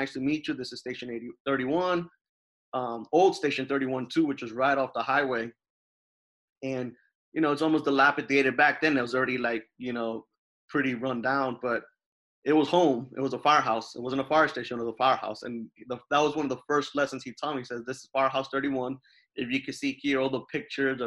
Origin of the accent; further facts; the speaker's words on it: New Jersey, United States; moved away; also born or lived in Jacksonville, Florida; growing up in New Jersey, one of my best friends, he worked at the fire department